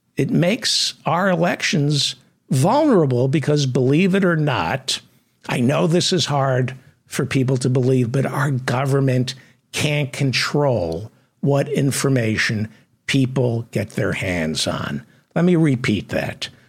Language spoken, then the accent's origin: English; United States; I'm an American